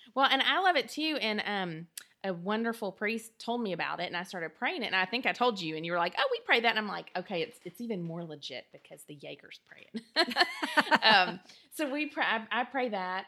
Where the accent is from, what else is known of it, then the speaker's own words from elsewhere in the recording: the South, United States; We're both from the South. Um, and so we grew up not in Southern Baptist churches